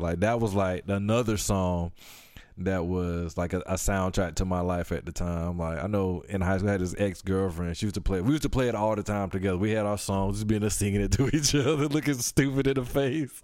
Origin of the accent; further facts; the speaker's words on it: Atlanta, Georgia, United States; I'm from Atlanta